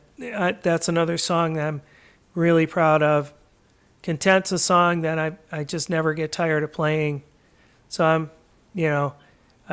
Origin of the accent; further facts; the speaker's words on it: Port Huron, Michigan, United States; growing up in Port Huron